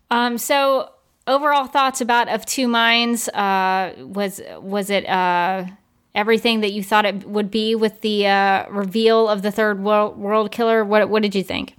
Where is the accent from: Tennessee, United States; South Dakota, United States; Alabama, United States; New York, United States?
Alabama, United States; Birmingham; when I grew up in Birmingham, Alabama, we had Piggly Wiggly